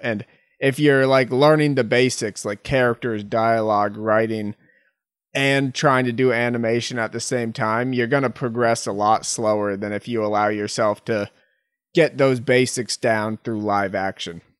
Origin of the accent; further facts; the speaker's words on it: Massachusetts, United States; moved away; That's where I am, my, my hometown